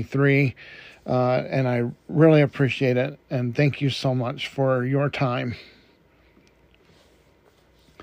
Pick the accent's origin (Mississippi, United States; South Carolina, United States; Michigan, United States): Michigan, United States; Detroit; moved away; I was born and raised in Detroit, Michigan